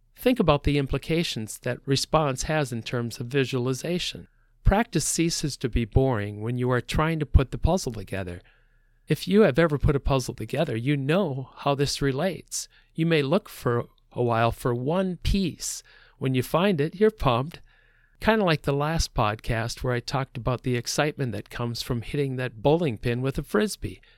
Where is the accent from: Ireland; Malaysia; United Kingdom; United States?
United States; Midwest; I'm from the Midwest